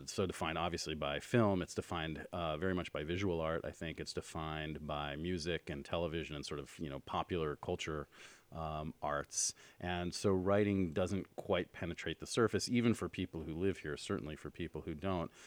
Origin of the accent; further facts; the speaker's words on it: New York, United States; moved away as an adult; now in Los Angeles, United States; I grew up in New York, and I moved here, um, about twenty-four years ago